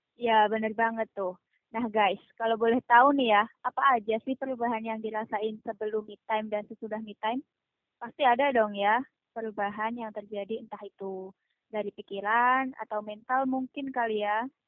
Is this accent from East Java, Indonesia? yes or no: yes; East Java, Indonesia; asal dari Jawa Timur